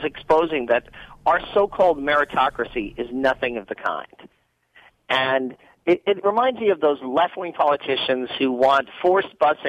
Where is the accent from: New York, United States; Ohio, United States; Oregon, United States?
New York, United States; New York City; I'm from New York City